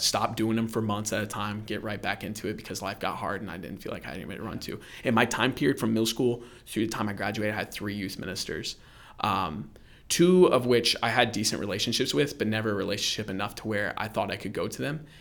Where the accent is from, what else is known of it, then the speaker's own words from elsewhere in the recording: Orlando, Florida, United States; moved away; I grew up in Central Florida, um, the Orlando area